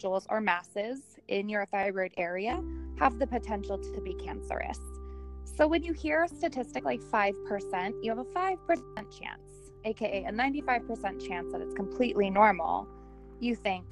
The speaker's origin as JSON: {"language": "English", "region": "Southern California", "country": "United States", "tie": "born or raised there", "also_born_or_lived": "Orange County, California", "lives_now": "Napa Valley, United States", "said": "I grew up in Southern California"}